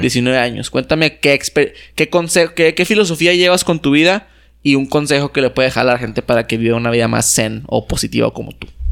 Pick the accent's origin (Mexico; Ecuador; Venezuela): Mexico; yo tampoco elegí ser mexicano